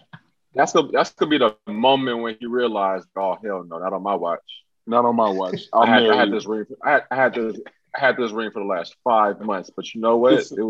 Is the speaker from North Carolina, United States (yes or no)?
yes; North Carolina, United States; I'm from North Carolina.